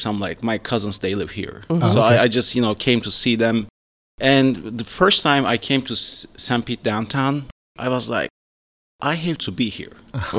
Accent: Istanbul, Turkey; moved away as an adult; also born or lived in Cyprus / Atlanta, United States; now in United States; Well, I was born and raised in Turkey, in Istanbul.

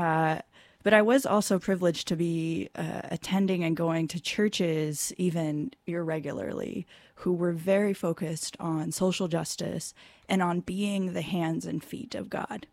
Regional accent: California, United States; I grew up in California, uh, Southern California and then Northern California

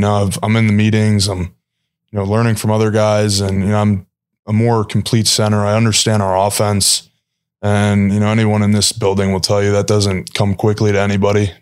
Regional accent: Chicago, Illinois, United States; moved away; I'm obviously from Chicago

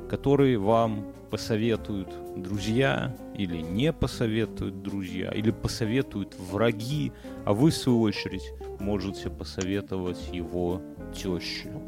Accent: Belarus; по мне уж не видно, что я белорус, понимаешь?

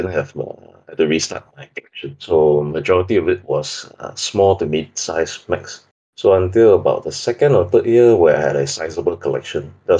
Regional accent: Singapore; English is a second language; Okay, I'm from a small sunny island in Asia, Singapore. Basically, it's very hot all the year long.

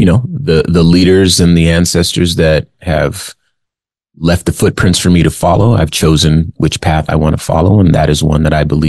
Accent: West Coast, United States; also born or lived in Arizona; I grew up in California and Arizona. We have a different sort of mentality on the West Coast

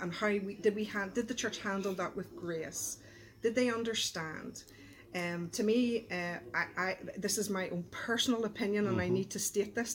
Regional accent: Belfast, Northern Ireland, United Kingdom; I grew up in East Belfast

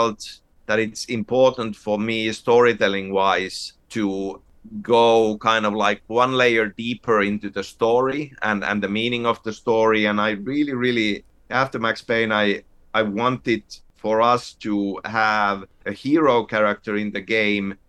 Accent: Finland; growing up in Finland, where pretty much every family has a summer cabin

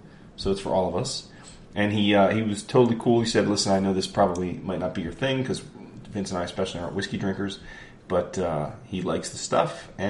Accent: East Coast, United States; we're all from the East Coast.

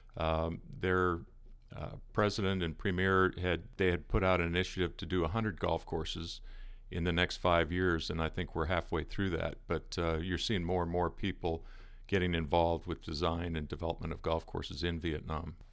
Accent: Seattle, Washington, United States; moved away as an adult; also born or lived in Arizona; living in the Northwest. I'm from the Seattle area originally

